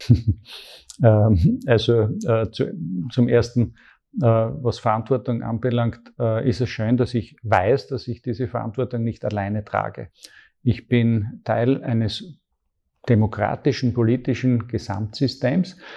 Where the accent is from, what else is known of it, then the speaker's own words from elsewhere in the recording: Graz, Styria, Austria; ich bin aufgewachsen in Graz in einer ganz, ganz tollen Familie